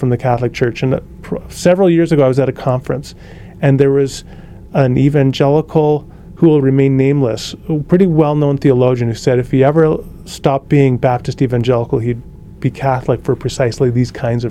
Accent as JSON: {"language": "English", "town": "Kelowna", "region": "British Columbia", "country": "Canada", "tie": "born or raised there", "said": "that church that I grew up in Kelowna, BC"}